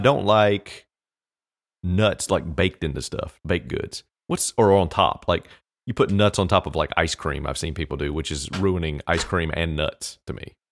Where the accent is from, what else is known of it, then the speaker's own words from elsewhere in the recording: United States; We as Americans